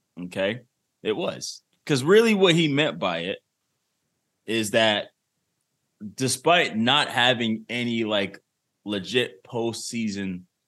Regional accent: Providence, Rhode Island, United States; I grew up with this type of person. I grew up back in Providence. Everybody was there. Boricua.

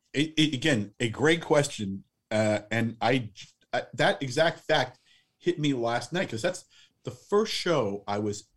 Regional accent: Tenafly, New Jersey, United States; also born or lived in New York City; I grew up in Tenafly, New Jersey, which is a small town across the bridge, also home to Leslie Gore.

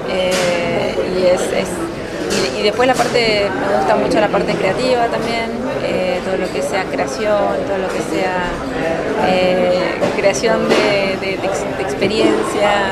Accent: northern Patagonia, Argentina; yo soy un poco patagónica del norte, si se quiere, norte andino

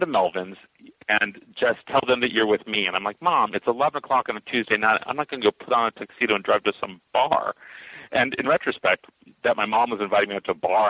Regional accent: Walnut Creek, California, United States; also born or lived in Palm Springs, California; where I grew up in Northern California in Walnut Creek

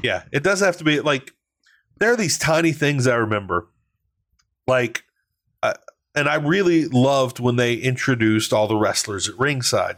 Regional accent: Louisiana, United States; I'm from Louisiana. We embrace pettiness. We're a petty state

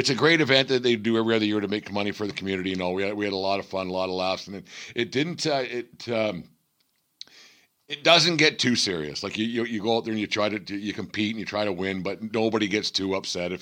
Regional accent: Fort Macleod, Alberta, Canada; my hometown of Fort McLeod

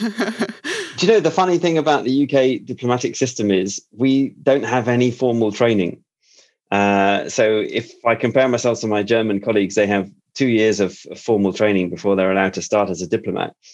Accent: United Kingdom; a Brit like me

